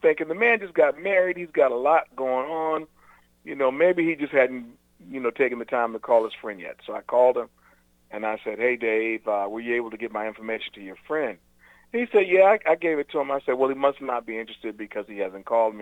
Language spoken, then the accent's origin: English; the South, United States; also born or lived in Virginia; now in North Carolina, United States; growing up in the South my entire life.